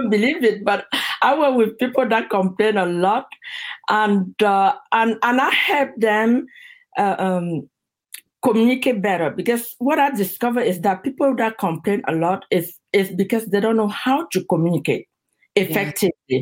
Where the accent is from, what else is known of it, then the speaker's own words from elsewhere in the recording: Cameroon; moved away as an adult; now in United States; I'm originally from Cameroon